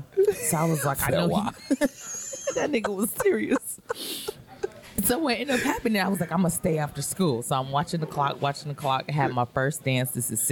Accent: Lauderhill, Florida, United States; I'm from South Florida.

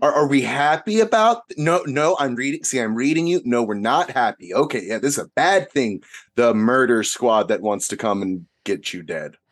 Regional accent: United States; as an American

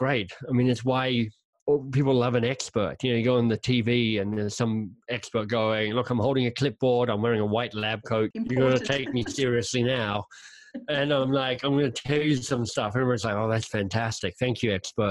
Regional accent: Canberra, Australian Capital Territory, Australia; moved away as an adult; now in Toronto, Canada; I am Australian. I grew up in Canberra.

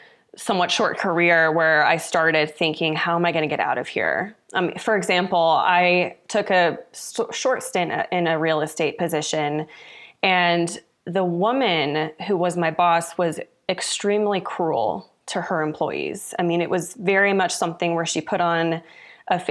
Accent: Louisville, Kentucky, United States; moved away as an adult; now in Colorado Springs, United States; I grew up in Louisville, Kentucky

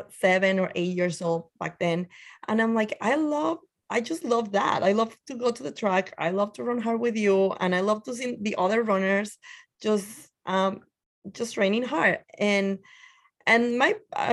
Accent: Torreón, Coahuila, Mexico; English is a second language; moved away as an adult; now in New York, United States; I'm originally from Mexico, in the north side called Torreon, Coahuila

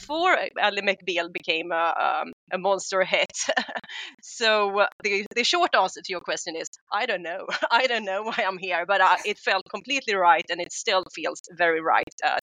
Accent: Stockholm, Stockholm County, Sweden; I am Swedish. I'm from Stockholm, and I chose to stay in Stockholm

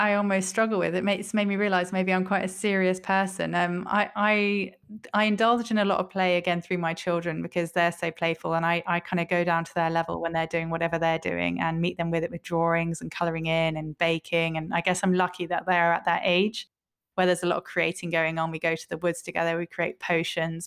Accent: England, United Kingdom; I'm an English woman

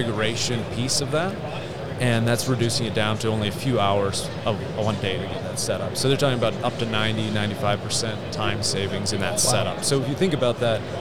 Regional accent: Canada; moved away as an adult; now in Westminster, Colorado, United States; I'm originally from Canada, so my career in surveying is in Western Canada

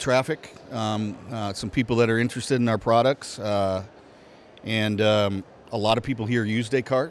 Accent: Des Moines, Iowa, United States; I am from Des Moines, Iowa.

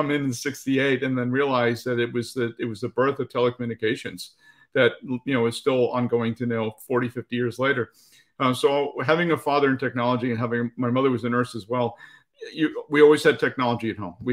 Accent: New Jersey, United States; born there; also born or lived in Northern Virginia; I was born in Jersey, and then I lived in Northern Virginia for most of my young adult life.

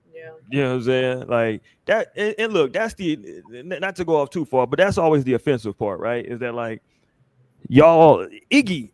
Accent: Houston, Texas, United States; growing up in Houston

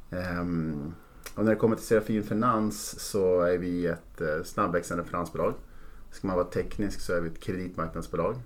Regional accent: Norrland, between Umeå and Skellefteå, Västerbotten County, Sweden; född och uppvuxen i Norrland i ett litet samhälle mellan Umeå och Skellefteå

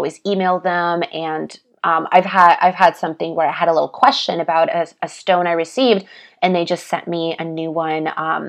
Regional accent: Russia; born there; especially because I was born in Russia. So the Siberian jade, I feel it connects me to that land and to my roots.

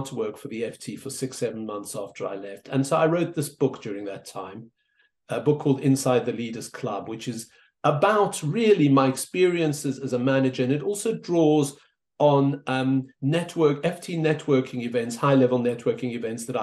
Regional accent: South Africa; moved away; I was an immigrant. I grew up in South Africa, as you can hear.

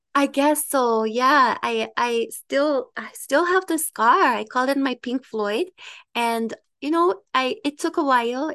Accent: Ottawa, Ontario, Canada; also born or lived in Dominican Republic / United Kingdom; I am from Ottawa

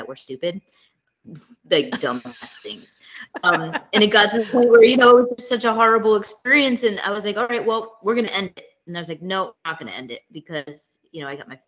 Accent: Boston, Massachusetts, United States; moved away as an adult; now in Florida, United States; I was born and raised in Boston. Well, right outside of Boston

